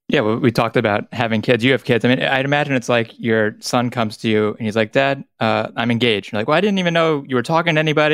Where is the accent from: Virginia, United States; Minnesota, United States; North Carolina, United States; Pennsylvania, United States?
North Carolina, United States; growing up in North Carolina